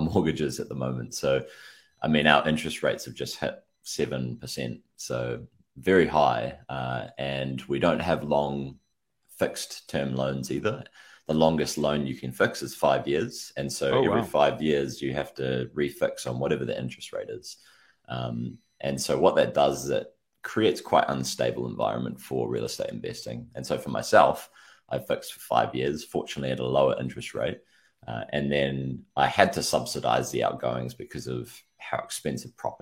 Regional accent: New Zealand; New Zealand, obviously New Zealand, bottom of the world

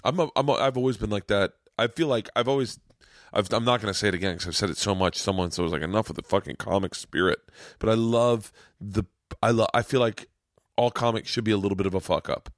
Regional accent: Florida, United States; I'm from Florida

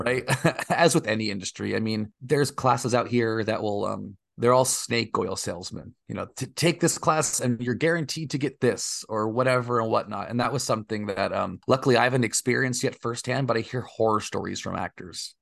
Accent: Oakdale, California, United States; also born or lived in New Jersey / Texas; now in Los Angeles, United States; I mostly grew up in a small town in the Central Valley of California called Oakdale, California

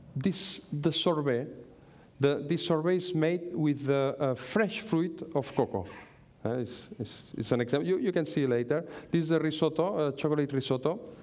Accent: Manlleu, Catalonia, Spain; English is a second language; I'm from Manlleu. I'm very happy to, be, to, to, to live in Manlleu. Manlleu is a very small town in the north of Barcelona. It's my town

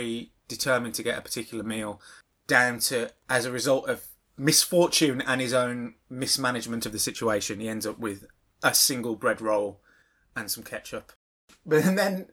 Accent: Birmingham, West Midlands, United Kingdom; I'm from Birmingham

